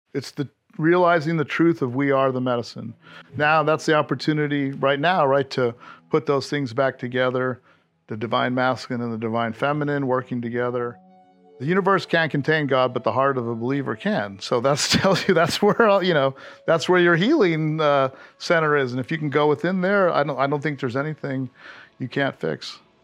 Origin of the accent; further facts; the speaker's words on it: Hawaii, United States; moved away as an adult; also born or lived in Panama / Fort Ord; now in Austin, Texas, United States; I grew up in Hawaii where cannabis and mushrooms were decriminalized back in the seventies